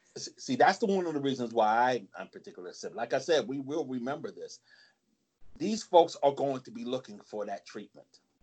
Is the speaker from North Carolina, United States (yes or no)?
no; New Jersey, United States; I'm from Jersey